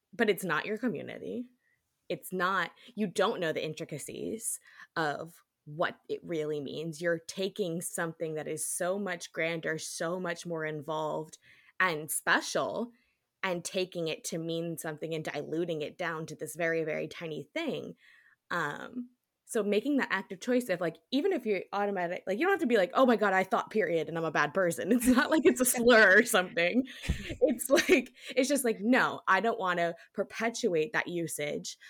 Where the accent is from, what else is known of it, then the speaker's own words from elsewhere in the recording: New York, United States; I am from New York